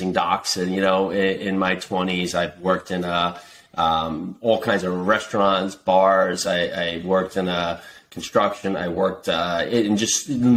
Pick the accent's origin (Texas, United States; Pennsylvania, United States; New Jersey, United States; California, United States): New Jersey, United States; Westfield; born or raised there